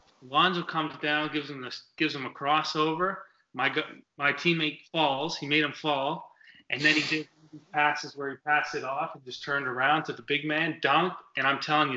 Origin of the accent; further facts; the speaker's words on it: Vermont, United States; we're this team from Vermont